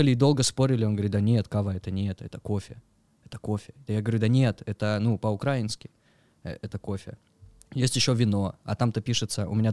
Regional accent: Pyatigorsk, Stavropol Krai, Russia; moved away as an adult; now in Sochi, Russia; Я с Пятигорска. Ты я с Кавказа, да. Родился там, э, Пятигорск, МВ. Вот, уехал оттуда в 19 лет.

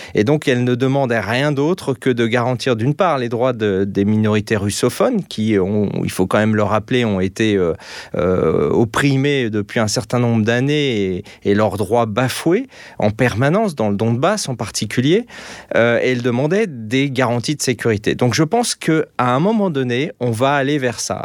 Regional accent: France; moved away as an adult; now in Austria; moi je vis en Autriche, je suis français, mais je vis en Autriche

